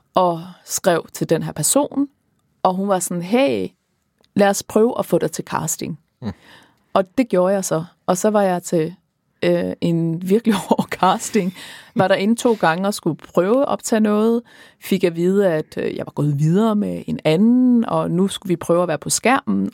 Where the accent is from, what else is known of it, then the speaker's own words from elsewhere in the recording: Aars, North Denmark Region, Denmark; now in Copenhagen, Denmark; min fødeby, Aars